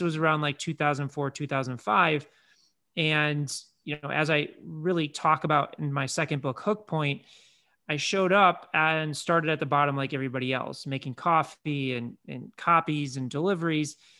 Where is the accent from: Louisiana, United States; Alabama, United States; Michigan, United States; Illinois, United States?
Illinois, United States; Chicago; grew up in Chicago